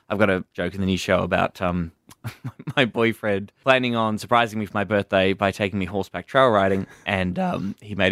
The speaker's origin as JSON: {"language": "English", "town": "Warrnambool", "region": "Victoria", "country": "Australia", "tie": "born or raised there", "also_born_or_lived": "Melbourne", "moved": "as an adult", "said": "I moved from my hometown of Warrnambool in Country Victoria to Melbourne in 2008"}